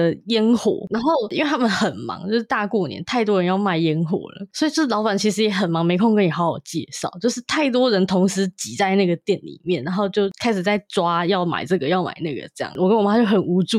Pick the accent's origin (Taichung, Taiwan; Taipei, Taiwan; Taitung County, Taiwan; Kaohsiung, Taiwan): Taipei, Taiwan; 可能因为我本来就从小在台北市长大。